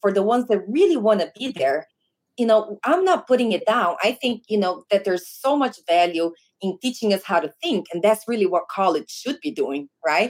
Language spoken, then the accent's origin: English; Brazil; first language Portuguese; English is a second language; moved away; I'm originally from Brazil